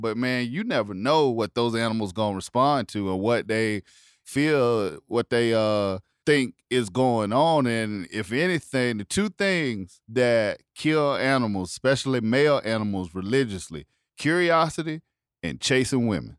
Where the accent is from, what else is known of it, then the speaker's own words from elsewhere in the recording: South Carolina, United States; where I grew up in South Carolina